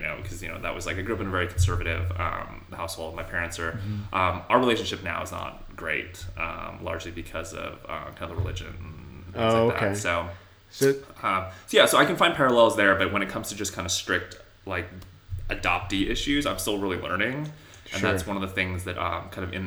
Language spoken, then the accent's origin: English; Torrance, California, United States; also born or lived in Seoul, South Korea; I grew up in Southern California, which has a huge Asian population.